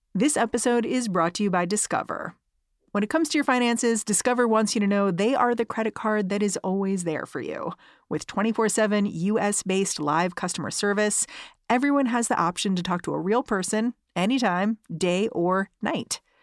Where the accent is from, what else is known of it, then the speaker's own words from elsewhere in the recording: United States; as an American